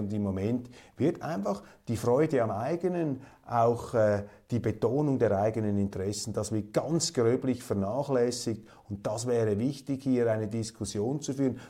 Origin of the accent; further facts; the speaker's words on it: Switzerland; bei uns in der Schweiz